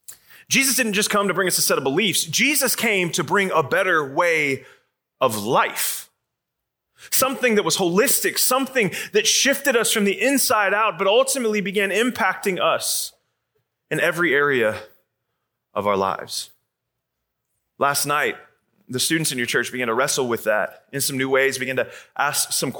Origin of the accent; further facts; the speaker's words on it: Atlanta, Georgia, United States; I come from Atlanta, Georgia.